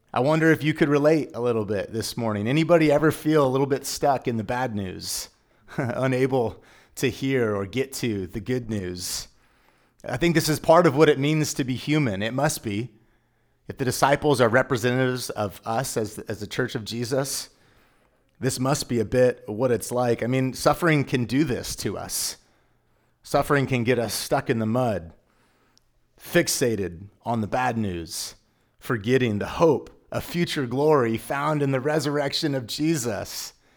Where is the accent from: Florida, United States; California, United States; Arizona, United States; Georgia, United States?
California, United States; Dinuba; also born or lived in Tulare, California; now in Exeter, United States; I'm from Dinuba because that's where I went to school